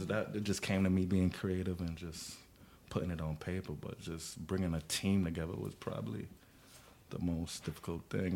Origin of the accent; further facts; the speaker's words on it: New York City, New York, United States; Growing up in Flatbush